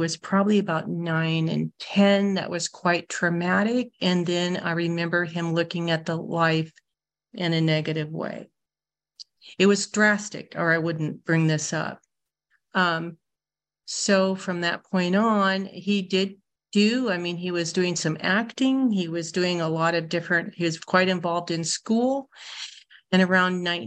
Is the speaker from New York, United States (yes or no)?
no; Iowa, United States; also born or lived in Orange County, California; now in California, United States; I live in Orange County, but I got a lot of my common sense by growing up in the state of Iowa.